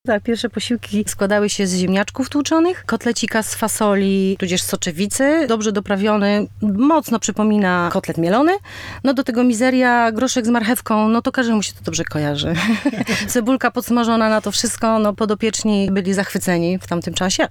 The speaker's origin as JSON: {"language": "Polish", "town": "Warsaw", "region": "Masovian Voivodeship", "country": "Poland", "said": "jesteśmy z Pragi"}